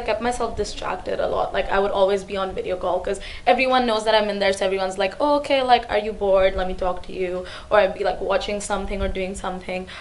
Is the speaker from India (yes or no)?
yes; India; moved away as an adult; now in Hong Kong; I grew up in India, and now I've been in Hong Kong for about three years